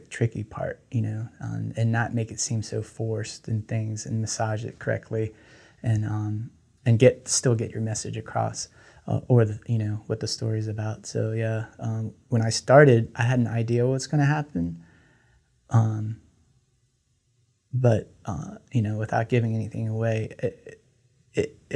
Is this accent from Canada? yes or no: no; Laos; first language Lao; English is a second language; So um, I grew up um, in, uh, from I'm from Laos. My grandmother um, came to the States in 1986. She didn't know any English. So, and my Lao is not great, the greatest.